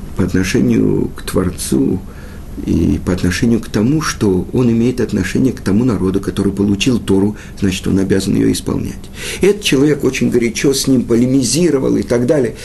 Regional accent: Russia; Мы родились в России

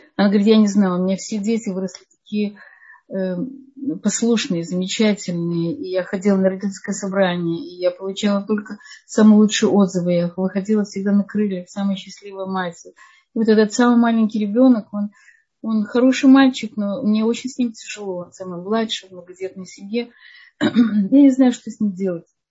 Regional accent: Odesa, Odesa Oblast, Ukraine; я сама из Одессы

